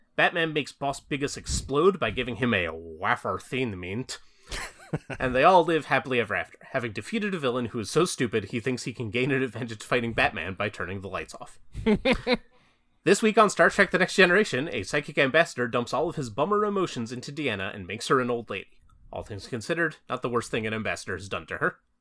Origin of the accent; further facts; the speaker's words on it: New Jersey, United States; my home state of New Jersey